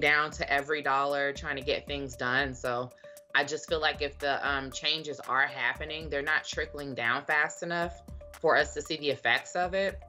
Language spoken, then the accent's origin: English; Dallas, Texas, United States; I'm from Dallas. I grew up there.